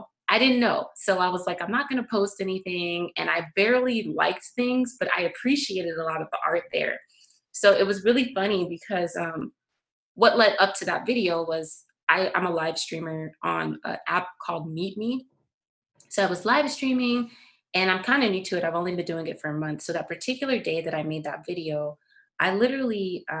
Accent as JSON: {"language": "English", "region": "Florida", "country": "United States", "tie": "born or raised there", "said": "I grew up in Florida on the East Coast"}